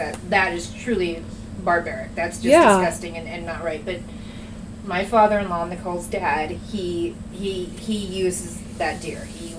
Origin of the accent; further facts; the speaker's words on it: Southern California, United States; now in Dodge City, Kansas, United States; I understand that I live in Hicksville, and this is what people do. I was born and raised in Southern California. Well, mostly, anyway.